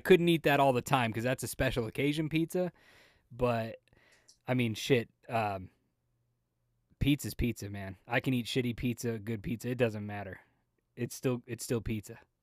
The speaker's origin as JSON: {"language": "English", "town": "Las Vegas", "region": "Nevada", "country": "United States", "tie": "born or raised there", "moved": "yes", "said": "I grew up in Las Vegas"}